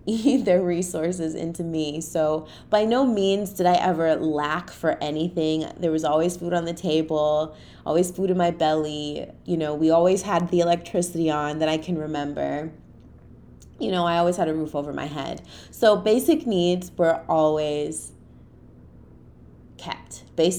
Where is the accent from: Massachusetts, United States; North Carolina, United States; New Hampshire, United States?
Massachusetts, United States; Boston; I grew up in the inner city, you know, I'm from Boston. So I grew up in Roxbury